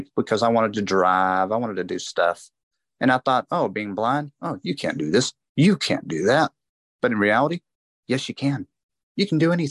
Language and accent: English; United States; I was born here in America.